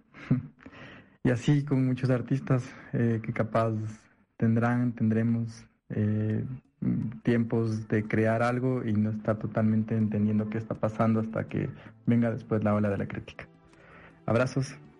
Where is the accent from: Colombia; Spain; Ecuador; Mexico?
Ecuador